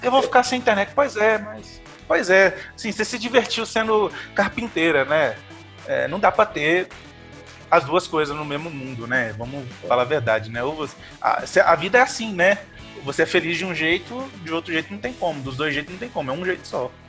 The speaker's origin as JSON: {"language": "Portuguese", "town": "Carangola", "region": "Minas Gerais", "country": "Brazil", "moved": "yes", "lives_now": "Viçosa, Brazil", "said": "hoje eu moro em Viçosa, sou de Carangola, mas eu moro em Viçosa"}